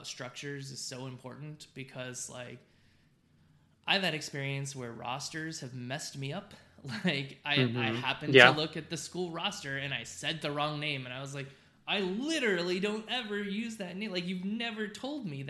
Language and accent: English; Southern California, United States; now in Texas, United States; I grew up in Southern California